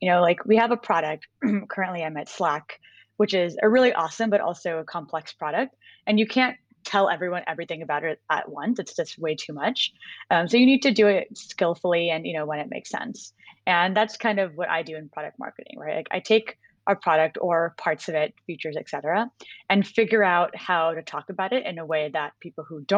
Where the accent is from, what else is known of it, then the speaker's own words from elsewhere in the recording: Bay Area, California, United States; moved away as an adult; grew up in the Bay Area in California. I wasn't born there, but I spent most of my life there